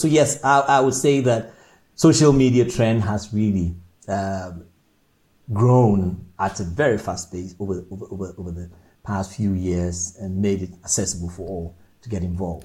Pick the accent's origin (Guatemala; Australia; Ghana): Ghana; moved away as an adult; also born or lived in Orpington, London, United Kingdom; now in London, United Kingdom; growing up in Ghana, moving into the UK at a um, younger age, 18, and then living in the UK